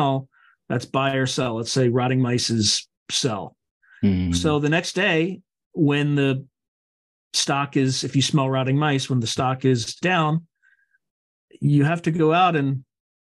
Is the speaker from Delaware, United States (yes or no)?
yes; Delaware, United States; I grew up in Delaware.